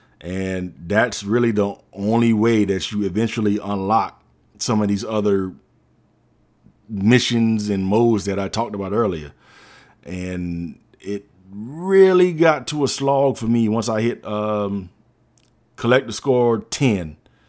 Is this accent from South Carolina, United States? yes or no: yes; South Carolina, United States; but I'm from the Low Country, y'all know what I'm talking about